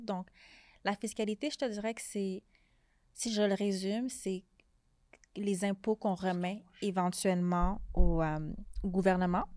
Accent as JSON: {"language": "French", "town": "Montreal", "region": "Quebec", "country": "Canada", "tie": "born or raised there", "said": "je suis née à Montréal"}